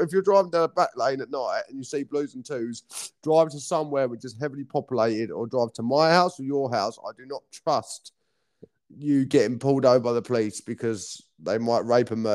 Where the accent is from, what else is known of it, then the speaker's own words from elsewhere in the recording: Maidstone, South East England, United Kingdom; I'm from Maidstone